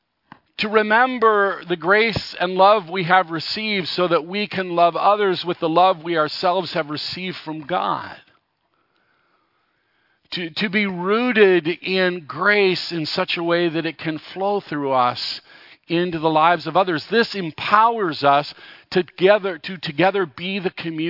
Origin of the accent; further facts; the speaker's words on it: Los Angeles, California, United States; I grew up in Los Angeles, just barely into the suburbs